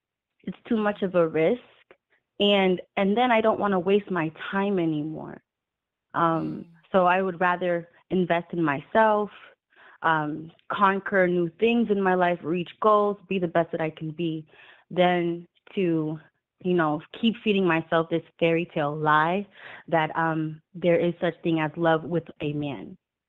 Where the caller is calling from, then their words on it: Massachusetts, United States; I'm calling from Massachusetts.